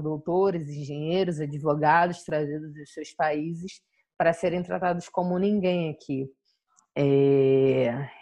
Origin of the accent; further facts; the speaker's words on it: Jardim Catarina, Rio de Janeiro, Brazil; Sou do Jardim Catarina